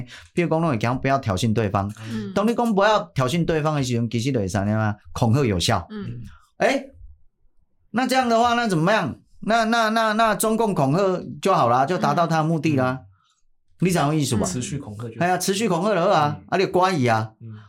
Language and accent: Chinese; Taiwan; 啊，很可惜，我们台湾人好像也都没有思辨或怎么样